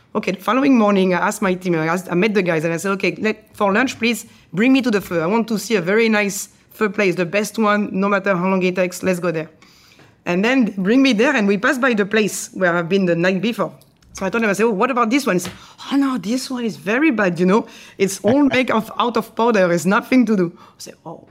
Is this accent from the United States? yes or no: no; France; English is a second language; moved away as an adult; also born or lived in Asia; you're French